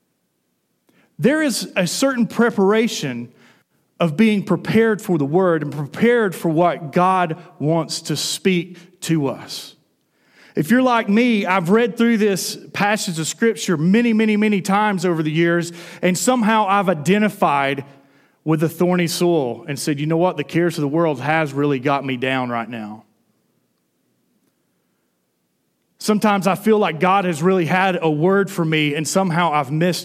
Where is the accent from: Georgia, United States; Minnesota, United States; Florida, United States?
Georgia, United States; North Georgia Mountains, United States; I grew up in the North Georgia Mountains